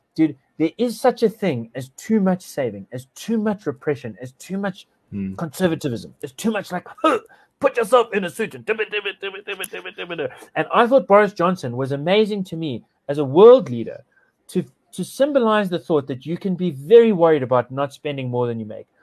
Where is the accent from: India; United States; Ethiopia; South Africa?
South Africa; I feel profoundly frustrated and profoundly liberated by being a South African